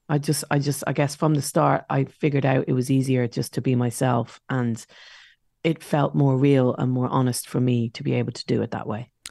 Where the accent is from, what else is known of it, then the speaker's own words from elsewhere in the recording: Dublin, Leinster, Ireland; now in London, United Kingdom; in our estate where I grew up in South Dublin